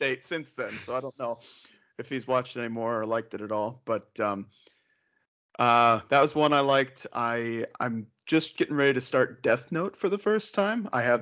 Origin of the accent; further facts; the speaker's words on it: Northeast Ohio, United States; I grew up in Northeast Ohio